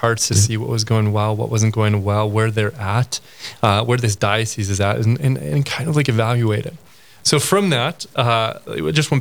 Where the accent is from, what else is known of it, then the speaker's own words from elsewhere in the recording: Crookston, Minnesota, United States; I grew up in Crookston, Minnesota